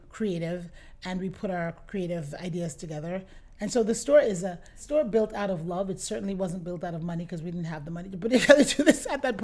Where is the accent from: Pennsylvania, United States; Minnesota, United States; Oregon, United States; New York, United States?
New York, United States; also born or lived in Jamaica; I grew up in New York, but I wasn't born here. I grew up in the Bronx. I was born in Jamaica. Came here when I was 10, almost 11 years old.